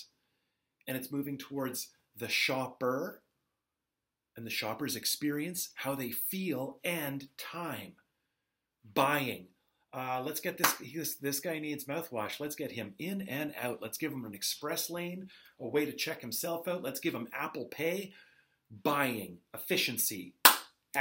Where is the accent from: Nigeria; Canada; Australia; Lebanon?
Canada; I am Canadian